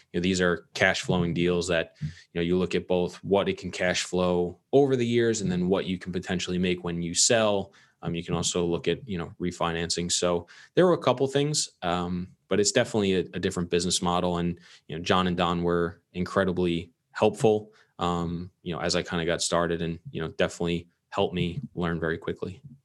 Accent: Long Island, New York, United States; I grew up in Long Island, New York

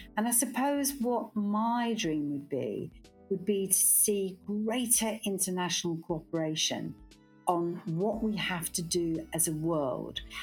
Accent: Glasgow, Scotland, United Kingdom; moved away; I'm a Scot by birth, brought up in Glasgow

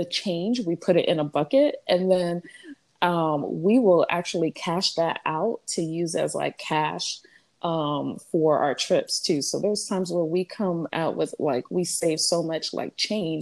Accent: New York City, New York, United States; also born or lived in Montreal, Canada; now in South Florida, United States; I'm originally from New York, Brooklyn, New York

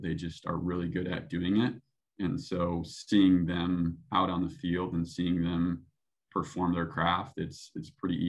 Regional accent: Midwest, United States; You know, growing up in the Midwest, it's very blue collar and, you know, putting the work in. And that's kind of the way I grew up

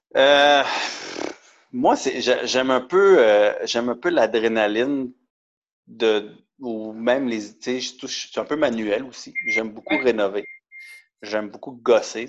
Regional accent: Montreal, Quebec, Canada; also born or lived in Laval; je suis techniquement né à Montréal, grandi un peu à Montréal et à Laval

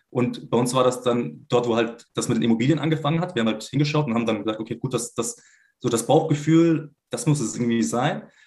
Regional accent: Swabia, Germany; gebürtig äh, bin ich äh, Schwabe

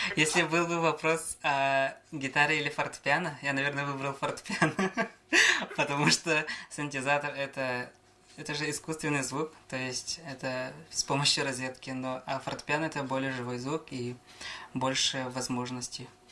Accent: Yakutia, Sakha Republic, Russia; родился я в Верхнеблийском районе, село Хомостах Намского наслега. А, рос здесь же, вот село Намцы

